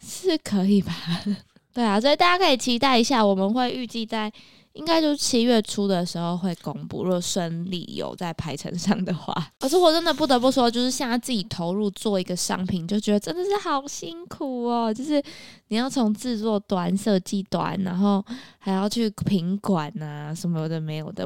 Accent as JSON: {"language": "Chinese", "region": "Taipei", "country": "Taiwan", "tie": "born or raised there", "moved": "yes", "lives_now": "Keelung, Taiwan", "said": "我就是在台北长大，搬回基隆，可嗯。是又跟台北的生活很紧密"}